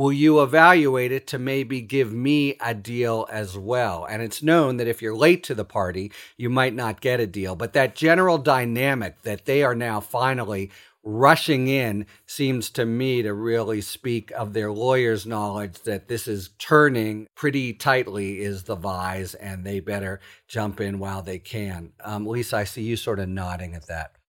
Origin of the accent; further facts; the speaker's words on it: Pittsburgh, Pennsylvania, United States; I'm from Pittsburgh